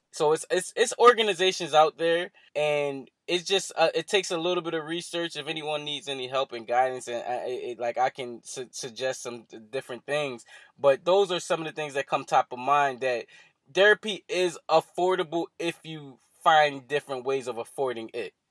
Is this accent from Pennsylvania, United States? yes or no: yes; Philadelphia, Pennsylvania, United States; here in Philadelphia, in my hometown